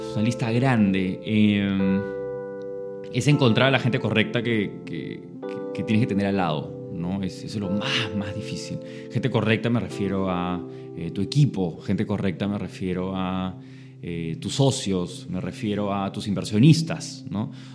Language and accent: Spanish; Lima, Peru; el colegio lo estudié en San Borja, me crié en San Borja